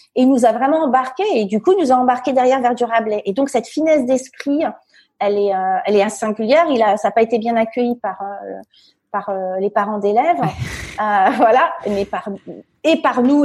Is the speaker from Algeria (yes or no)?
no; Fontainebleau, Île-de-France, France; moved away as an adult; je suis née euh, à Fontainebleau, euh, donc c'est à 60 km de Paris. C'est plutôt euh, donc dans des petits villages autour, c'est plutôt la, campagne. J'ai hyper grandi